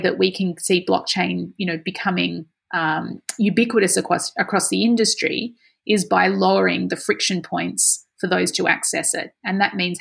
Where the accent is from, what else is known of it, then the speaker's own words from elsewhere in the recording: Australia; this is part of our culture, isn't it, of being Australian